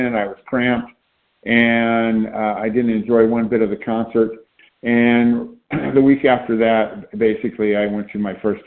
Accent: Shreveport, Louisiana, United States; moved away as an adult; also born or lived in Santa Barbara, California / Oakland, California; I grew up in Louisiana, in Shreveport, Louisiana, which is northern Louisiana.

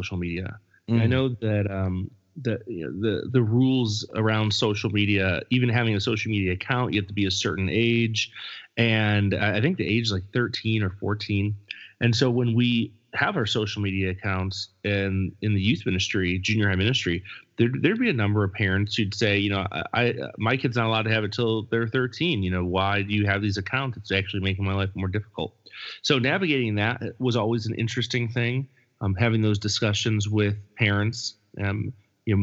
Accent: Buffalo, New York, United States; now in California, United States; my upbringing in Buffalo

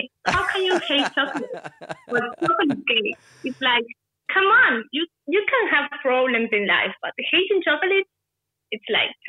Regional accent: Argentina; I'm from Argentina.

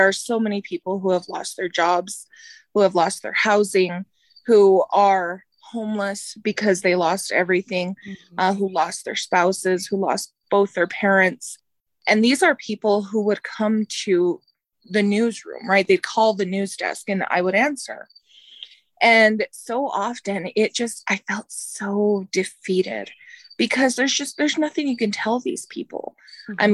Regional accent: Albuquerque, New Mexico, United States; I had got an internship in my hometown station. It's KOB. They're the NBC station in Albuquerque.

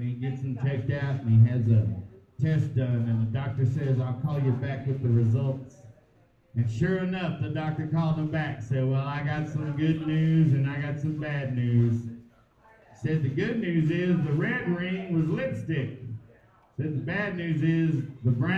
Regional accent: Dallas, Texas, United States; moved away; growing up in Oak Cliff, Texas.

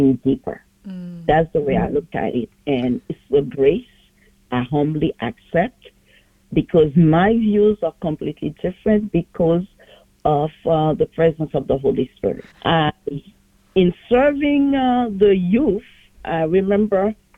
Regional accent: Port-au-Prince, Ouest, Haiti; now in New York City, United States; I was born in Port-au-Prince, Haiti

